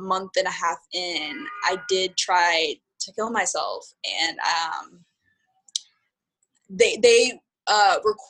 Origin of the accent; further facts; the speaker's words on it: Southern California, United States; moved away as an adult; also born or lived in San Francisco; now in New York, United States; I'm from Southern California, and I moved to San Francisco for college right when I turned 18